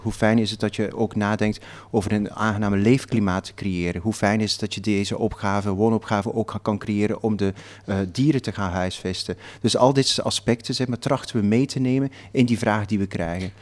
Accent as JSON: {"language": "Dutch", "region": "Flanders", "country": "Belgium", "said": "Ik kom uit Vlaanderen"}